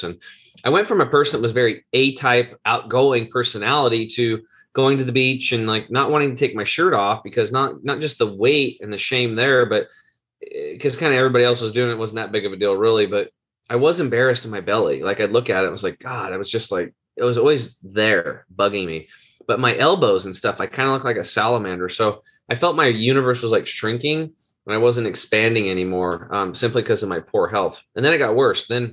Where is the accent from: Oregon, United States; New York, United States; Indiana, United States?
Oregon, United States; Eastern; I grew up over in Eastern Oregon, which is it's like out on a farm